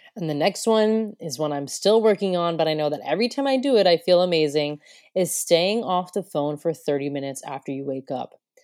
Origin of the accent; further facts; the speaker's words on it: United States; moved away as an adult; also born or lived in Broome, Australia; now in Australia; I come from America